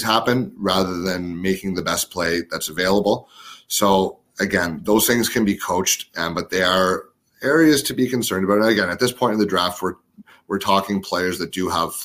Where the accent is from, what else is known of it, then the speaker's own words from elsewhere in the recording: Ottawa, Ontario, Canada; my hometown team, the Ottawa 67s.